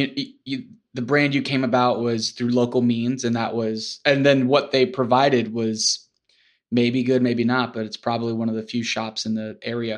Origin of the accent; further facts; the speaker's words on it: Florida, United States; it all comes around full circle. I'm from Florida.